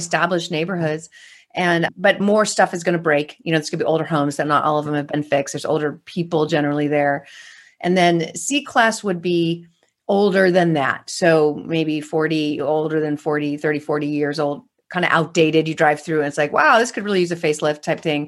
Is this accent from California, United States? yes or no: yes; California, United States; I'm from California